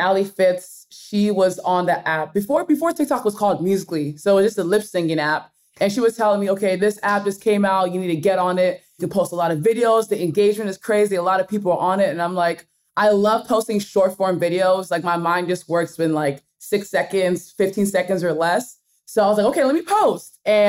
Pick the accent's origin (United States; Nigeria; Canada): Nigeria; accent: Nigerian; I'll read words with my Nigerian accent because I kind of switch back to my Nigerian accent.